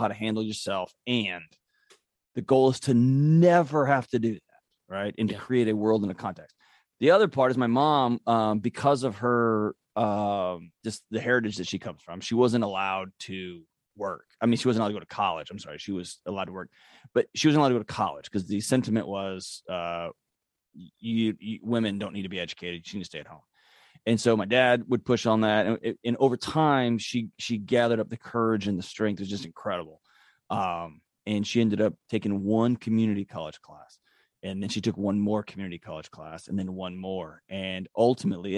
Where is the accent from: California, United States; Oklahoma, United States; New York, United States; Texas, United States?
Texas, United States; Houston; Born and raised in Houston, Texas